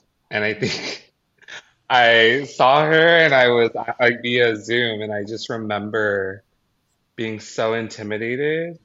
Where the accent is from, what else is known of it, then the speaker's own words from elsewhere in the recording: Carson, California, United States; now in Los Angeles, United States; Originally born and raised in Carson, California, but I've moved all over the place